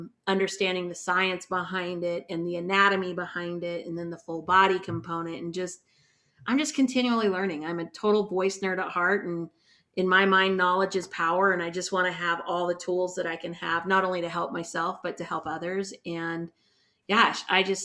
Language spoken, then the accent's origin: English; Salt Lake City, Utah, United States; I'm from Salt Lake City